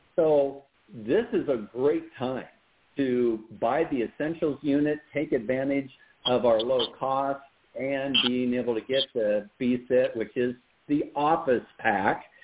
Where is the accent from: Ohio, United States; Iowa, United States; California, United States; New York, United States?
Iowa, United States; moved away; I'm originally from Iowa